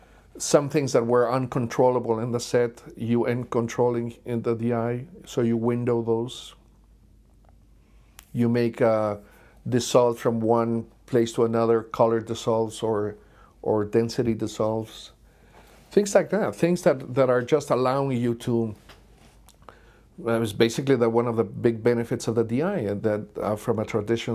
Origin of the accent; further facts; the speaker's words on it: Mexico; we're both from Mexico.